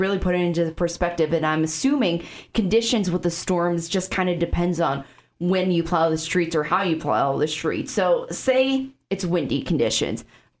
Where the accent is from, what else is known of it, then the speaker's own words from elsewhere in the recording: Chicago, Illinois, United States; now in Sioux Falls, United States; So if you can't tell from my accent, I'm from Chicago, suburb of Chicago.